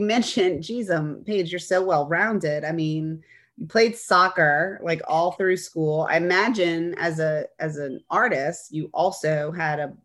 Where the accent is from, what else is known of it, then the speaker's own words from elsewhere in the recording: New Orleans, Louisiana, United States; As someone who's never lived anywhere else, I like to hear that people just fall in love with our city.